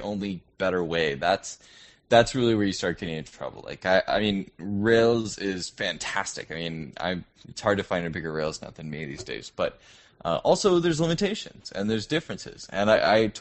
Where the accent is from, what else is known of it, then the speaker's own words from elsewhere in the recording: United States; moved away as an adult; now in Toronto, Canada; I'm an American who's stuck up in the cold